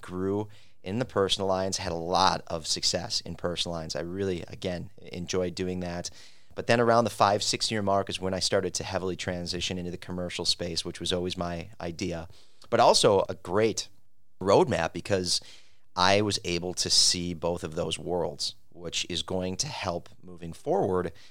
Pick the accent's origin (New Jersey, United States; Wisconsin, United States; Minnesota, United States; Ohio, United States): Wisconsin, United States; Milwaukee; having lived and growing up in the Mil-, downtown Milwaukee Third Ward